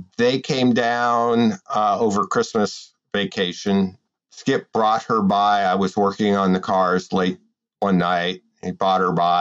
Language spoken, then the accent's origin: English; Tucson, Arizona, United States; also born or lived in Brooklyn, New York; So I grew up in Tucson, Arizona. I was born in Brooklyn, New York. We moved out to Tucson when I was 364 days old.